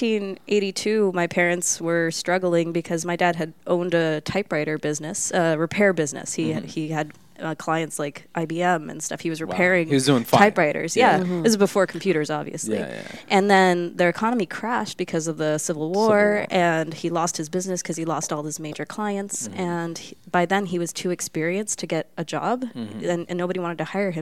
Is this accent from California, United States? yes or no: yes; Los Angeles, California, United States; first language Spanish; English is a second language; moved away as an adult; also born or lived in Coon Rapids, Minnesota; I'm from Los Angeles originally